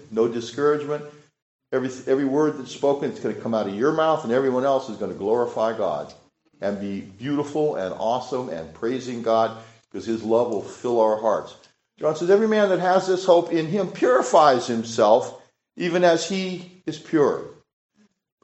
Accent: California, United States; moved away; I'm from California

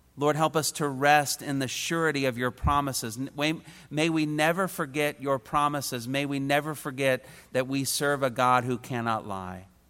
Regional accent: Indiana, United States; I was a kid from Indiana

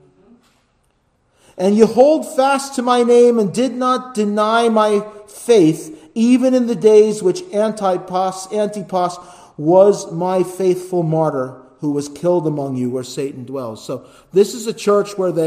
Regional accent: United States; as an American

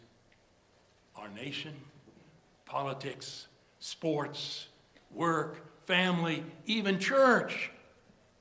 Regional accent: United States; being American

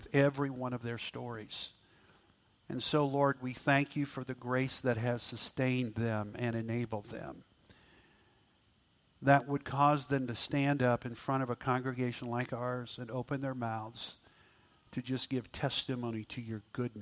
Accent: Auckland, New Zealand; now in United States; I was born in Auckland, New Zealand

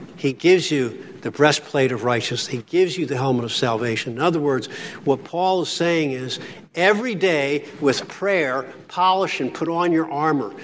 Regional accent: Philadelphia, Pennsylvania, United States; now in Pittsburgh, United States; I'm from Philly

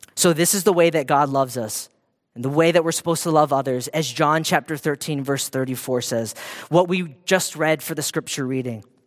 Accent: Hawaii, United States; I grew up in Hawaii

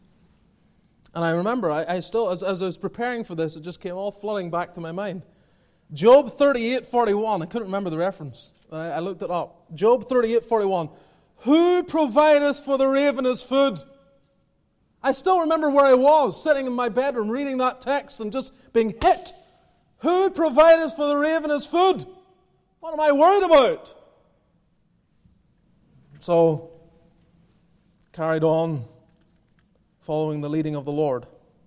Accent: Northern Ireland, United Kingdom; also born or lived in Calgary, Canada; now in Greenville, United States; Growing up in Northern Ireland

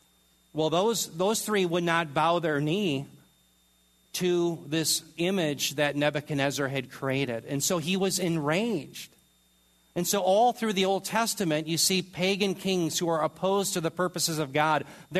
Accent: United States

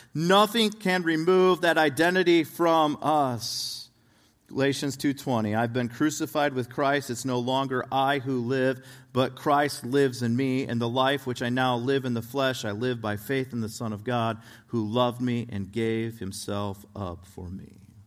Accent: right outside of Chicago, Illinois, United States; I grew up right outside of Chicago, Illinois

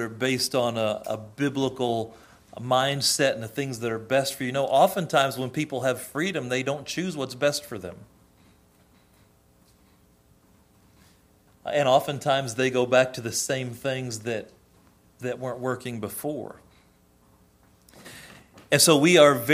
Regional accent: United States; we, as a culture, as American culture, still have a lot of biblical roots

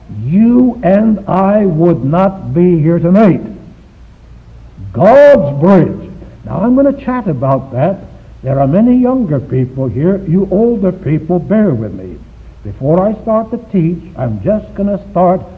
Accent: Shanghai, China; moved away; My hometown is Shanghai, China

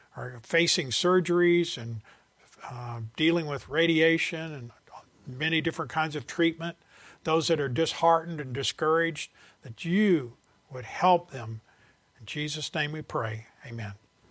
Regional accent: the South, United States; I'm from the South

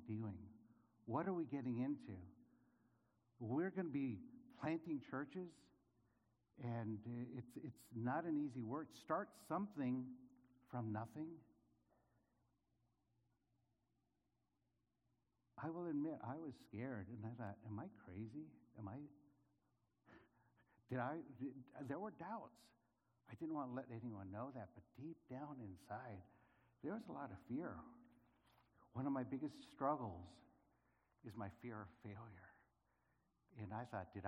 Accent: San Diego, California, United States; moved away as an adult; also born or lived in Philippines / Los Angeles; now in Spain; I grew up in California, down in San Diego

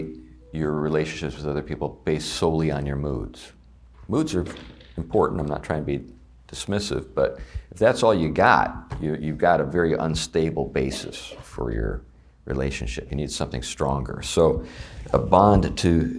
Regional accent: Meadville, Pennsylvania, United States; my hometown of Meadville, Pennsylvania

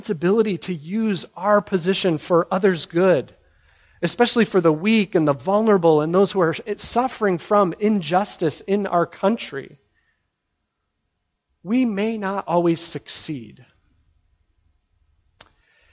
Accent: United States; as American Christians

